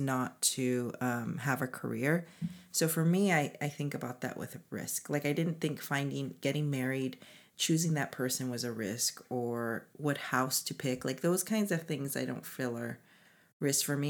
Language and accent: English; United States; as Korean American professional women